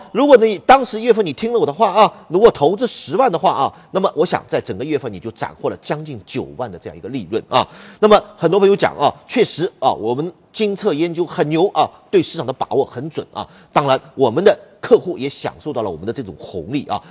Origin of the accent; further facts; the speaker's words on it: China; 我们中国人